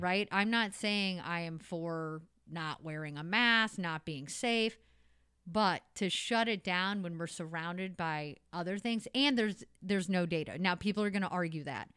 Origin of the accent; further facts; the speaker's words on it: Potosi, Missouri, United States; now in St. Louis, United States; I grew up in Potosi, Missouri.